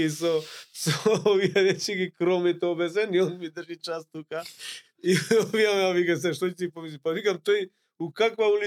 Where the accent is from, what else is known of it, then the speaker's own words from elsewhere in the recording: North Macedonia; само кај нас во Македонија.